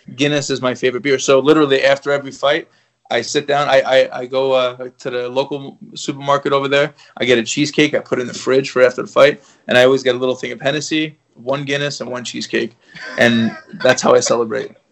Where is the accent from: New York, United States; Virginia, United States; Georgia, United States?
New York, United States; I'm from New York